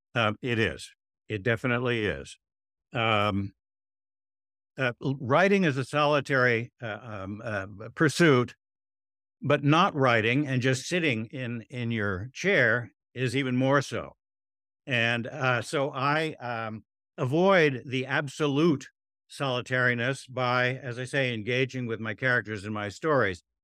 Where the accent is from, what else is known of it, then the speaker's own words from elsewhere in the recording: Weston, Connecticut, United States; also born or lived in Stamford, Connecticut; Weston, Connecticut, which is right next to Westport, Connecticut